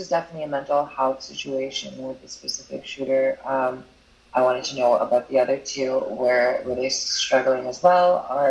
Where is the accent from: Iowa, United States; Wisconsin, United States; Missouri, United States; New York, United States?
New York, United States; New York City; growing up in Brooklyn in the 90s. It was rough. It was not nice.